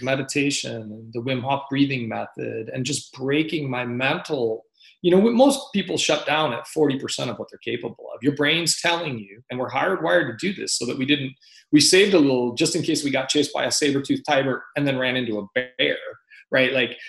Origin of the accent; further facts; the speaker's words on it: Fort Benning, Georgia, United States; born there; I was born in Fort Benning, Georgia, when he was serving the latter part of his service.